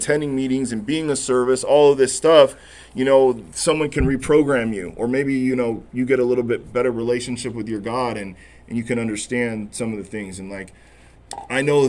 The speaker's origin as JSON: {"language": "English", "town": "Corona", "region": "California", "country": "United States", "said": "I'm that kid from Corona"}